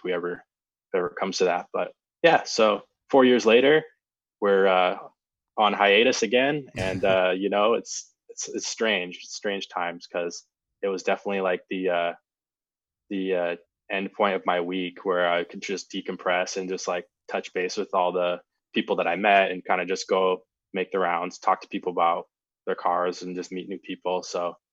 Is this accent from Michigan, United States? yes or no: no; Auburn, Washington, United States; also born or lived in North Dakota / Seattle; I grew up in Auburn, Washington